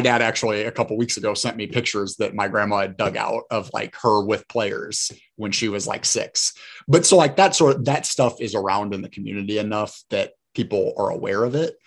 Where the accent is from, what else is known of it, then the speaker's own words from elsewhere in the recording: Fort Wayne, Indiana, United States; growing up in Fort Wayne my whole life